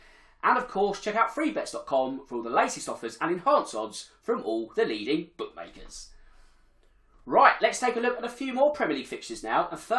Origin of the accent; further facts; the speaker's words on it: Crawley, South East England, United Kingdom; my hometown Crawley.